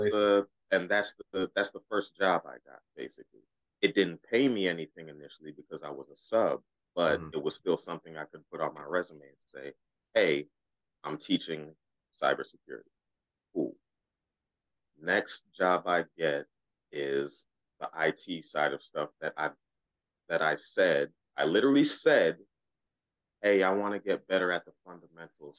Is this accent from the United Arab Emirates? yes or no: no; Ghana; I'm Ghanaian, right? So our uh, our traditional religion